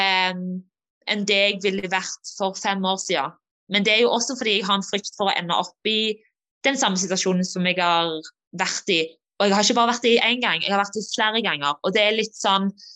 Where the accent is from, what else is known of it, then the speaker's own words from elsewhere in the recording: Norway; moved away; also born or lived in Denmark; når jeg var hjemme i Norge som junior